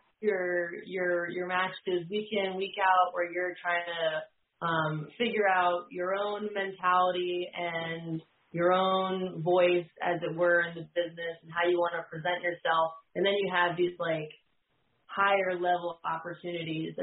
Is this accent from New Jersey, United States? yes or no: yes; New Jersey, United States; now in Virginia, United States; I live in Virginia now, but I grew up in New Jersey